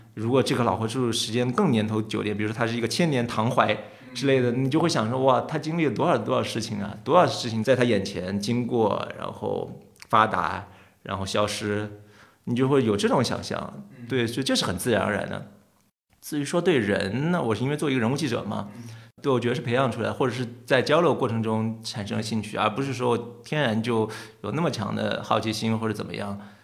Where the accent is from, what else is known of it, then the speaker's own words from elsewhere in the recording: Hengyang, Hunan, China; moved away as an adult; 我老家是湖南衡阳嘛，我在那长大十八岁才出来，读大学的